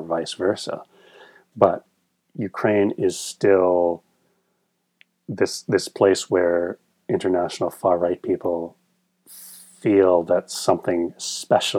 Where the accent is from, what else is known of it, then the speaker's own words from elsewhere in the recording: Canada; I'm from Canada